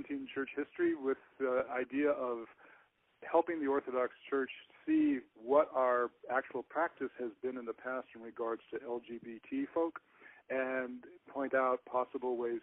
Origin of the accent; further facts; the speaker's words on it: Seattle, Washington, United States; that was the church nearest to us where I was growing up in Seattle